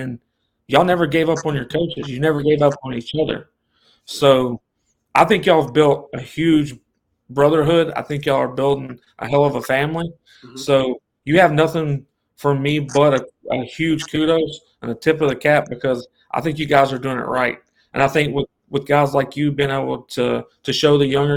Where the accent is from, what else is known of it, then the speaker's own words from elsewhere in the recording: Memphis, Tennessee, United States; moved away; I came from Memphis, Tennessee. I was around all those guys that came from that area